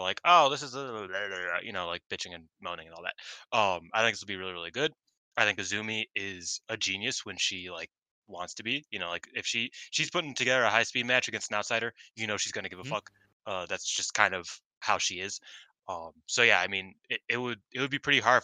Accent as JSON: {"language": "English", "country": "United States", "said": "I'm an American"}